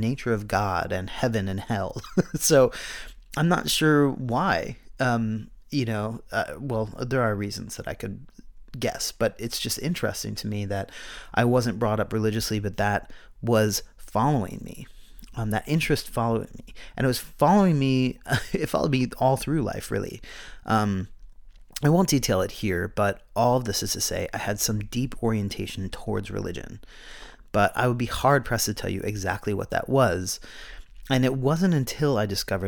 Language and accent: English; Pennsylvania, United States; The area I grew up in Pennsylvania was deeply religious